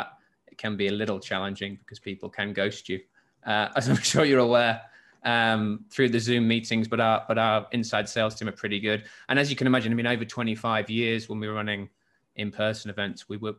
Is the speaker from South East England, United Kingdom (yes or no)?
no; Hull, Yorkshire and the Humber, United Kingdom; now in Singapore; I'm from the UK originally, from England, and I grew up in the north of England, in Yorkshire, in a place called in Hull